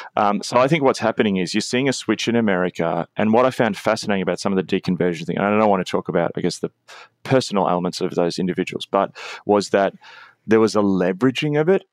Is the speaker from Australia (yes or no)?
yes; Australia; as an Australian